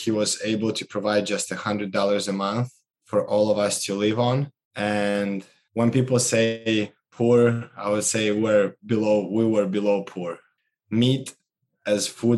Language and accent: English; Moldova; moved away as an adult; Growing up in Moldova, which is one of the 15 post-Soviet Union republics